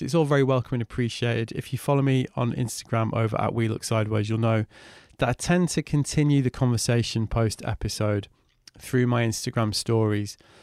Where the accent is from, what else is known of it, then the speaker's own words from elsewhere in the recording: Manchester, North West England, United Kingdom; growing up in Manchester